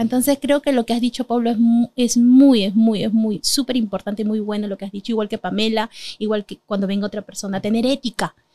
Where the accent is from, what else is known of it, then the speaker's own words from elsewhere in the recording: Peru; somos peruanos